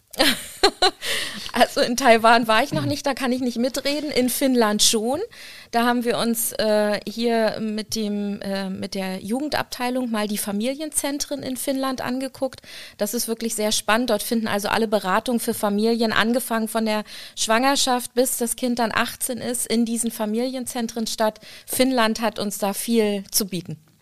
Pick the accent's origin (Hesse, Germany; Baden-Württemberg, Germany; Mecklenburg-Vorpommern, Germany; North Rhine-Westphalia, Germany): Mecklenburg-Vorpommern, Germany; Rostock; ich bin in Rostock groß geworden